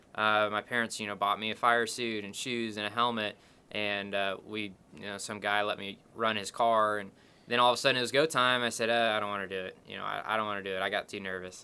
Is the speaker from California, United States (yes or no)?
no; Norman, Oklahoma, United States; I grew up in Norman, Oklahoma, watching the Sooners